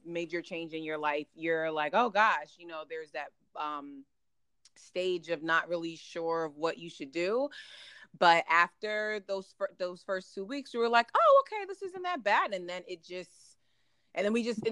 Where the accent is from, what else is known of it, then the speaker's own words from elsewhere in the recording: New Jersey, United States; also born or lived in Germany; Pretty much born and raised in New Jersey. I was actually born in Germany. That's a fun fact. But, you know, raised in New Jersey.